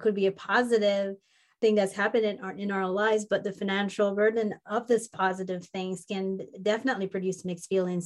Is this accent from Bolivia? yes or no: no; Jamaica; moved away as an adult; also born or lived in Minnesota; where I grew up in the warm mountains of Jamaica